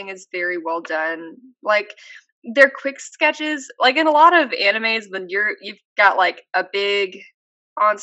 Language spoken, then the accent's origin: English; Texas, United States; I'm Texan